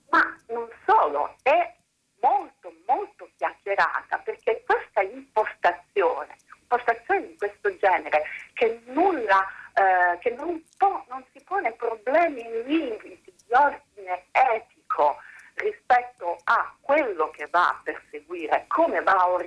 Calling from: Bologna, Emilia-Romagna, Italy; Buongiorno, siamo da Bologna.

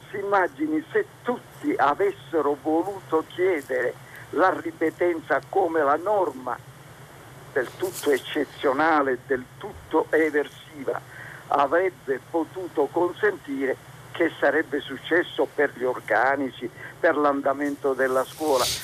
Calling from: Rome, Lazio, Italy; siamo da Roma sono uno dei dirigenti nazionali della Federazione Italiana per il superamento dell'handicap.

